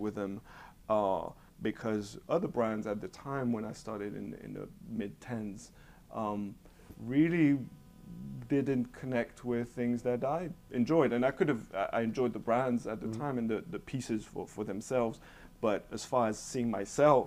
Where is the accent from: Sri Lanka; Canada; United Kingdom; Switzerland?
Switzerland; moved away; growing up in Switzerland and in Europe in particular